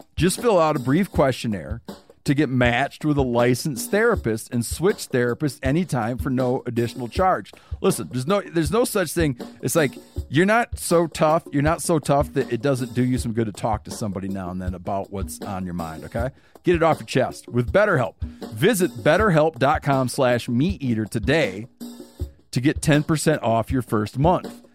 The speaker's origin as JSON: {"language": "English", "region": "Michigan", "country": "United States", "tie": "born or raised there", "also_born_or_lived": "Montana", "moved": "yes", "said": "I grew up in Michigan"}